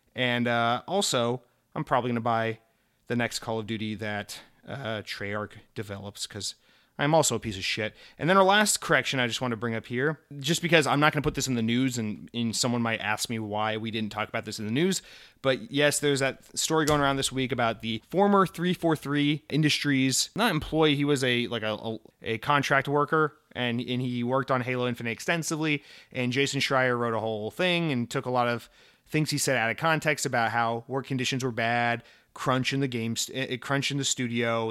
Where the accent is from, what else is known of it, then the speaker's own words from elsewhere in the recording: United States; I'm an American